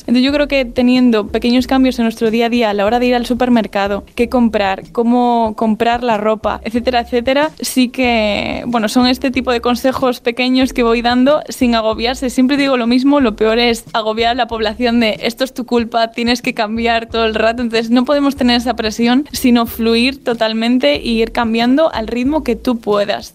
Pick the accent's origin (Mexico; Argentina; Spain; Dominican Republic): Spain; As Pontes, Galicia; yo soy de Aspontes, entonces claro, es un pueblo que está muy ligado a la naturaleza